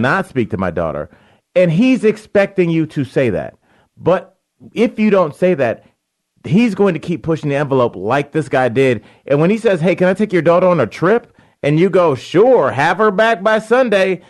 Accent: Cleveland Heights, Ohio, United States; moved away; also born or lived in Beachwood, Ohio; Cleveland Heights and then Beechwood.

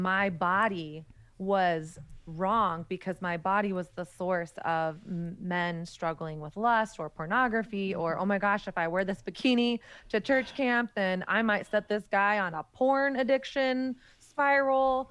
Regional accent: the South, United States; moved away as an adult; now in New York City, United States; I grew up in Southern Christian culture in the height of the purity movement

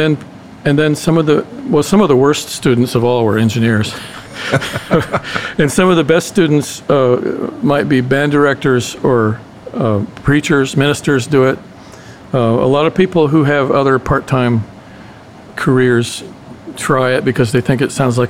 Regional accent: Cincinnati, Ohio, United States; also born or lived in Indiana / Lebanon, Ohio; I was from Cincinnati. I lived in southern Indiana. Okay. I was born in northern Indiana. I lived in, actually, Lebanon, Ohio.

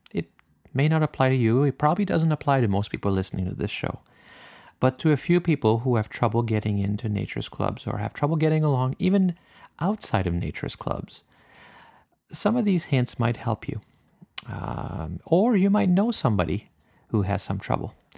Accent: Canada; I'm French Canadian

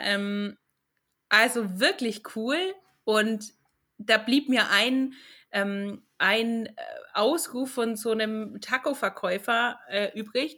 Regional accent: Franconia, Nuremberg area, Bavaria, Germany; now in Finland; als Fränkin und aus der Nürnberger Gegend

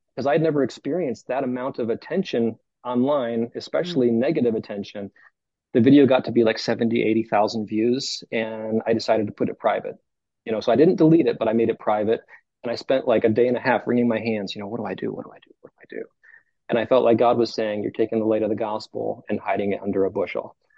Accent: Cleveland, Ohio, United States; moved away as an adult; now in North Carolina, United States; I'm from Cleveland

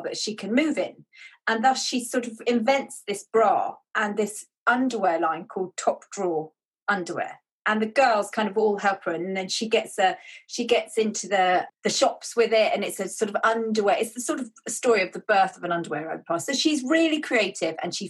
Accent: England, United Kingdom; I am an author from England

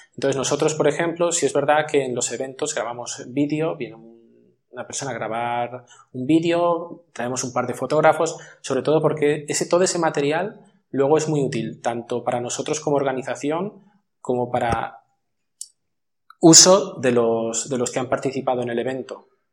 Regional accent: Madrid, Community of Madrid, Spain; moved away as an adult; now in Almería, Spain; yo soy de Madrid, aunque llevo aquí felizmente 14 años ya

